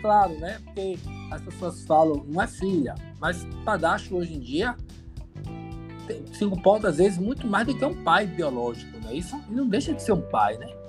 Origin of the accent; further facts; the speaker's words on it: Brazil; a gente é brasileiro